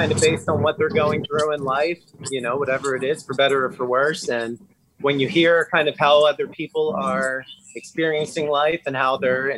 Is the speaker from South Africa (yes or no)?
no; Fredericksburg, United States; Fredericksburg, my hometown